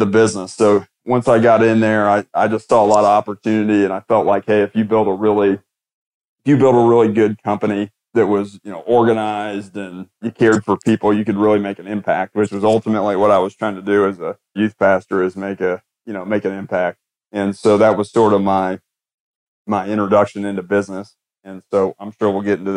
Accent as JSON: {"language": "English", "town": "Indianapolis", "region": "Indiana", "country": "United States", "tie": "born or raised there", "said": "grew up in Indianapolis, Indiana"}